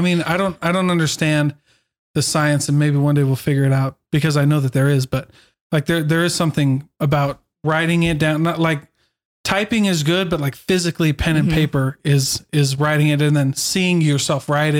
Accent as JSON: {"language": "English", "region": "Iowa", "country": "United States", "tie": "born or raised there", "said": "I grew up in Iowa. And same thing. We had one place as the drive-in."}